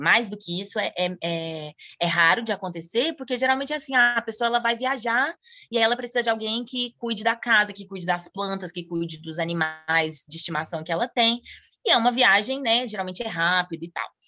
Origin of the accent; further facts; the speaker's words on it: Brasília, Federal District, Brazil; moved away as an adult; also born or lived in Argentina; now in Thailand; eu sou de Brasília